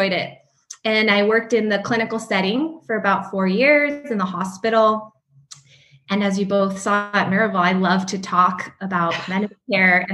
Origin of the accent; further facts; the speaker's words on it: El Paso, Texas, United States; moved away; also born or lived in New Mexico; I'm originally from El Paso, Texas